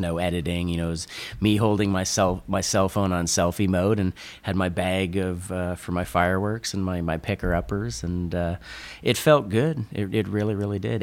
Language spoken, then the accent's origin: English; Northern California, United States; I grew up in NorCal, and I grew up skimboarding